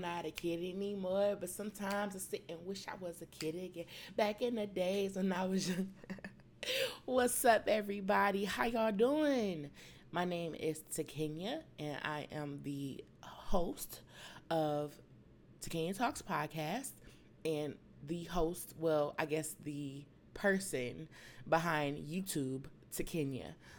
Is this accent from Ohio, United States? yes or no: no; Detroit, Michigan, United States; I was born and raised in Detroit, Michigan, on the west side. I spent half of my week on Finkel and Mendota. I spent the other half of my week basically on the weekends on North Line and Schoolcraft.